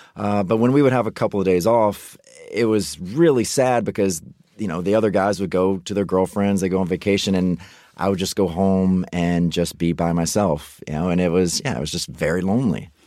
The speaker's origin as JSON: {"language": "English", "region": "Mississippi", "country": "United States", "tie": "born or raised there", "said": "I grew up in Mississippi right next door"}